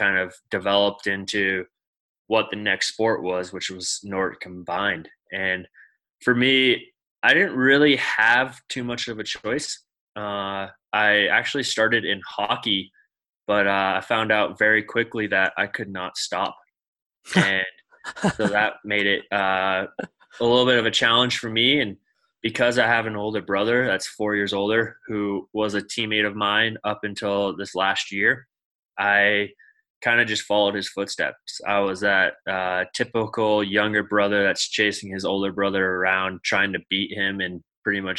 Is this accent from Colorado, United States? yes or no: yes; Steamboat Springs, Colorado, United States; I grew up in Steamboat Springs, Colorado, which many people know it as Ski Town USA